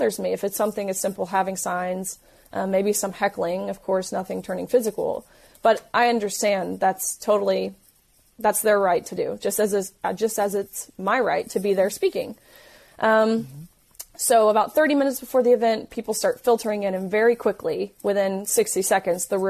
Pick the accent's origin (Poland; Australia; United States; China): United States; Tennessee; I'm from Tennessee, so I knew, you know, what I'm used to at home, the people in my community.